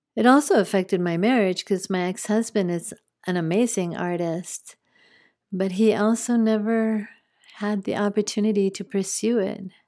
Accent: New Mexico, United States; moved away; also born or lived in Spain; I grew up in New Mexico, part of my growing up.

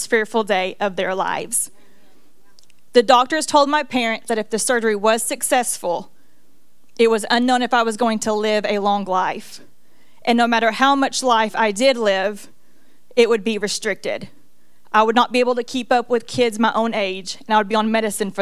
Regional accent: Cleveland, Tennessee, United States; when I was born here in Cleveland, Tennessee

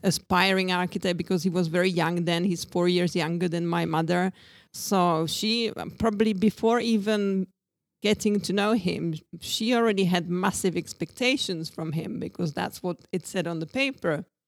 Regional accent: Brno, South Moravian Region, Czechia; English is a second language; moved away as an adult; also born or lived in Brighton, United Kingdom / Mallorca, Spain / Ibiza, Spain / Greece; now in Czech Republic; I come from Brno

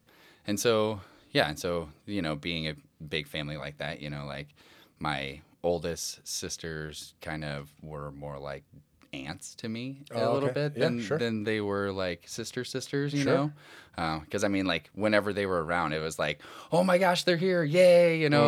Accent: Omaha, Nebraska, United States; Well, I grew up in Omaha, Nebraska, you know, to a fairly large family.

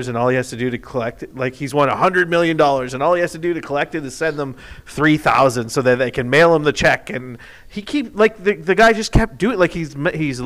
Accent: Canada; grew up in Canada

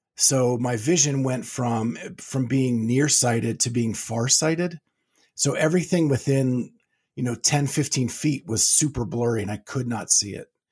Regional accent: Pennsylvania, United States; moved away as an adult; also born or lived in Florida; now in Ohio, United States; I grew up in Pennsylvania

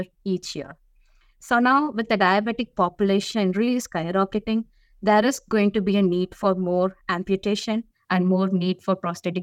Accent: India; moved away as an adult; now in United States; I'm from India. So when I was growing up in the early 2000s

